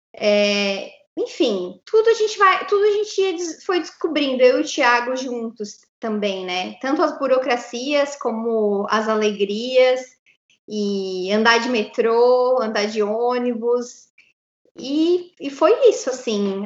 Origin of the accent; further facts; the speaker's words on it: Santa Catarina, Brazil; moved away as an adult; now in New York, United States; Nós dois somos de Santa Catarina